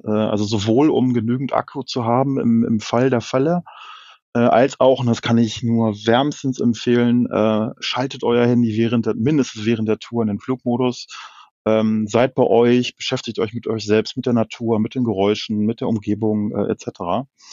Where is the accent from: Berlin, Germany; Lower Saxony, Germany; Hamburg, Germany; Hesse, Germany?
Lower Saxony, Germany; Hanover; ich komme aus Norddeutschland, aus Hannover